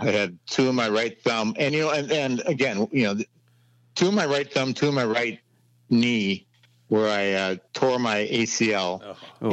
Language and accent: English; Anoka, Minnesota, United States; there's two rivers that meet in my hometown of Anoka